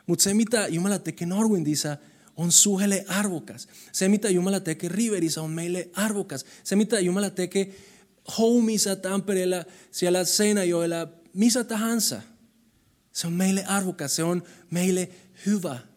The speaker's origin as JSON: {"language": "Finnish", "country": "Colombia", "second_language": "Finnish", "lives_now": "Finland", "said": "Siis mä tulin Kolumbiasta, kaikki oli kiva siellä ja täällä oli keskellä talvea. Kylmä, ihan sairaan kylmä, pimeä. Mutta tiedätkö mitä? Mä tulin suhelle ja sinä päivänä ihmiset palvelisivat muut ne rakasti minua. Vaikka mä olin semmoinen, semmoinen latino."}